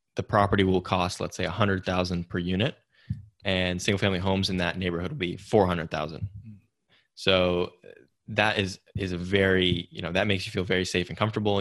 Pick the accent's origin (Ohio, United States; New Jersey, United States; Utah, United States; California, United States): California, United States; Silicon Valley; growing up in Silicon Valley